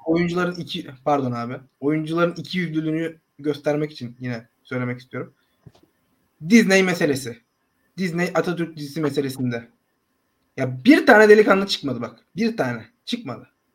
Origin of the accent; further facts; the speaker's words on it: Akhisar, Manisa, Turkey; ben Akisarlıyım